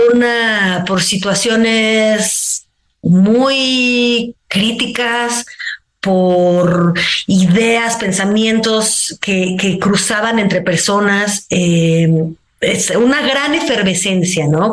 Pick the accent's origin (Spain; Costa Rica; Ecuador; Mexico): Mexico; una mexicana que pues también está fuera de su cotidiano